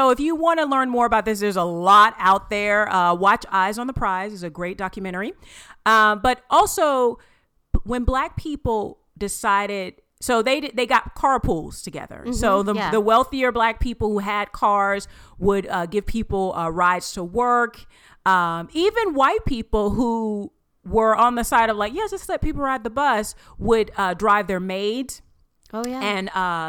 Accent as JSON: {"language": "English", "region": "Southern United States", "country": "United States", "accent": "southern", "said": "people, because of my southern accent, they're like …."}